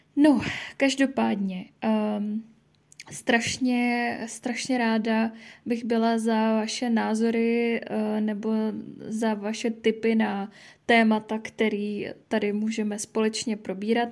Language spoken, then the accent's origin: Czech; Pardubice, Pardubice Region, Czechia; jsem z Pardubic